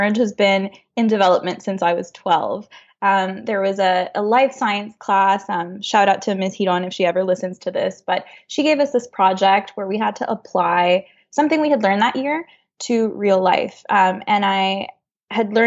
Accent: Honduras; moved away as an adult; also born or lived in Montreal, Canada; now in Canada; I grew up in Honduras. I was born and raised there.

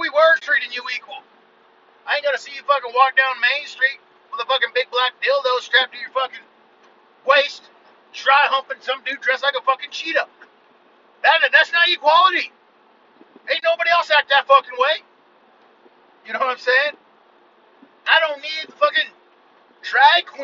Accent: United States; I am an American

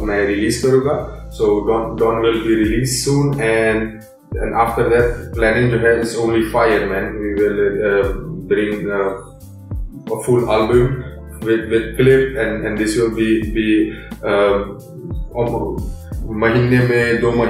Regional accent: India; तो क्योंकि मैं क्योंकि मैं इंडियन हूँ मैं मैं म्यूजिशियन हूँ

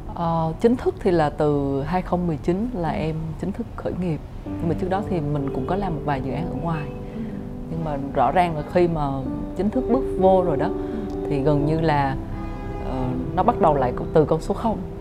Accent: Central Highlands, Gia Lai, Vietnam; also born or lived in Ho Chi Minh City, Vietnam; now in Hanoi, Vietnam; Em là được uh, sinh ra và lớn lên ở Tây Nguyên, uh, Gia Lai, tức là một cái con người miền núi chính gốc ấy

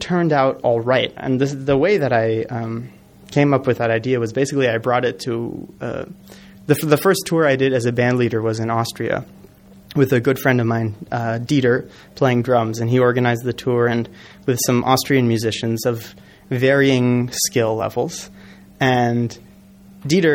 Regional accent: Los Angeles, California, United States; moved away as an adult; now in New York, United States; I grew up in Los Angeles, and I moved out to New York about 10 years ago

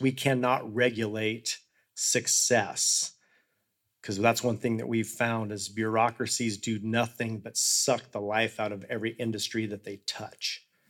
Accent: Hotchkiss, Colorado, United States; I was born and raised in Hotchkiss, Colorado, which is in the same county that I live right now.

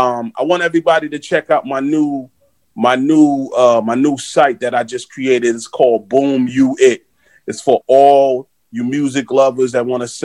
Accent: New York City, New York, United States; growing up in Flatbush, Brooklyn

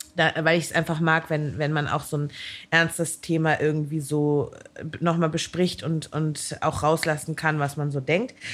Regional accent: Hamburg, Germany; ich komme ja nun aus Hamburg

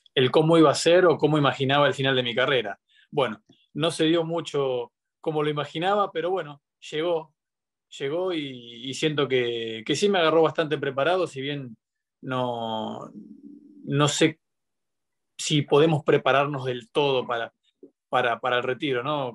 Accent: Buenos Aires, Argentina; also born or lived in Monterrey, Mexico / Mendoza; Yo creo que yo soy porteño, soy de, Buenos Aires, de la capital

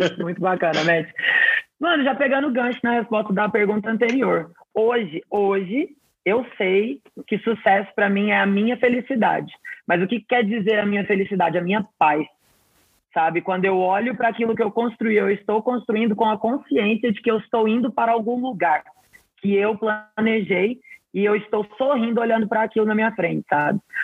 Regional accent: Mineiros, Goiás, Brazil; also born or lived in Belém, Pará / Goiânia, Goiás; eu nasci em Belém do Pará, mas eu fui criada em Mineiros, no interior de Goiás, e morei muitos anos em Goiânia também.

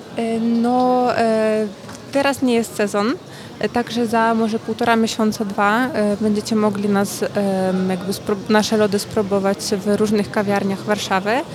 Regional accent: Ukraine; moved away; z Ukrainy

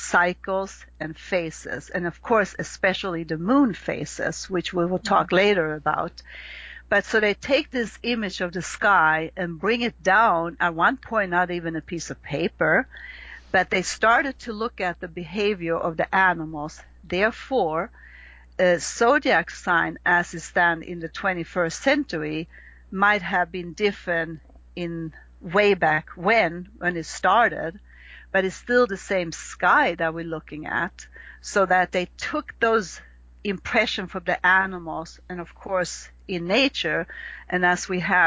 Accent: Sweden; accent: Swedish; English is a second language; you have to learn the language of astrology as if you would learn Swedish, if you hear my little accent that I have left.

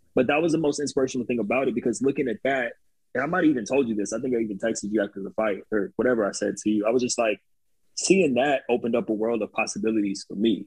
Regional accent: Upland, California, United States; I grew up in the city, Upland, that no one's ever heard of either

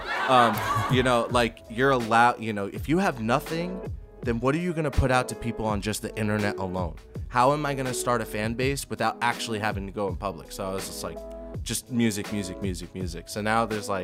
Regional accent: New Jersey, United States; one of my friends, Cooper Davis, that I grew up with in New Jersey

